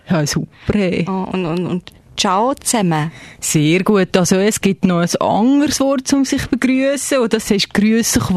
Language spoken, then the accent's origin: German; Freiburg, Baden-Württemberg, Germany; Ich komme aus Freiburg. Ja, aus Deutschland.